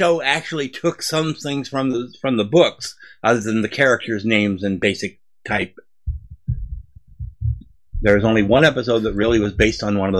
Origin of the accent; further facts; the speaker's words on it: Southern California, United States; now in Appalachians, United States; I live in the Appalachians. I grew up in Southern California.